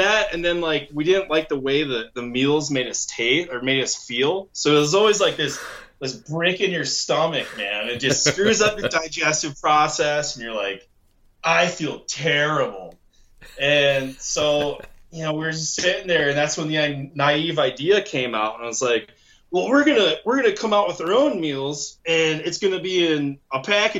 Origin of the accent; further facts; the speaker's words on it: Michigan, United States; moved away as an adult; so I come from Michigan, moved out here in 2008, spent a year going to school, went back to Michigan, graduated in the UP.